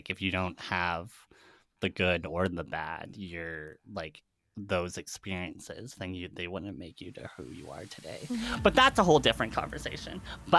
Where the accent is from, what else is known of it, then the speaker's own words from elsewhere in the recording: Canada; We're Canadian.